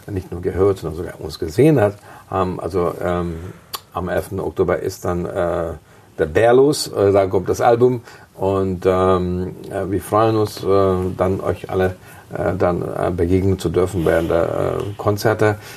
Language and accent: German; Munich, Bavaria, Germany; In München haben wir noch nie gespielt. Also